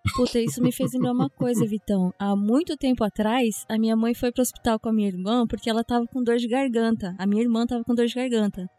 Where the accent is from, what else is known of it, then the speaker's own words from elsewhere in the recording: Japan; eu fui criada no Japão. Então eu tô desde os seis anos aqui no Japão